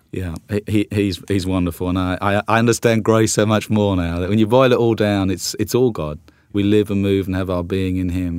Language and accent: English; South Coast of England, United Kingdom; moved away as an adult; also born or lived in London; now in United States; grew up on the South Coast and then, and then in London for, for twenty-two years before coming over to, to the United States.